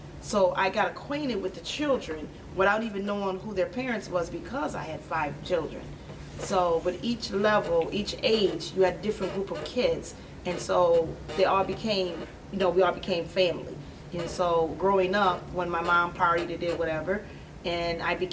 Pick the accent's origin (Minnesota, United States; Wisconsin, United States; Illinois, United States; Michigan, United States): Illinois, United States; Aurora; I grew up on Kane Street right here on the Rowan East Side.